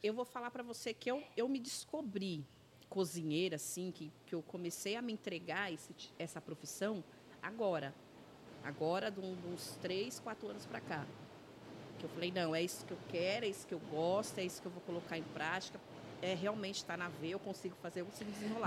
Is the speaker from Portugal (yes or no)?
no; São Paulo, Brazil; also born or lived in Caieiras / Lapa; Minha infância foi aqui em Perus, ali na rua Pedro Flores